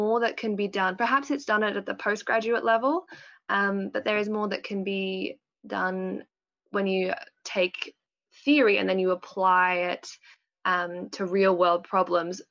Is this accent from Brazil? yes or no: no; Melbourne, Victoria, Australia; moved away as an adult; now in Canberra, Australia; I'm from Australia. I was born and raised in Melbourne, and I'm living in Canberra at the moment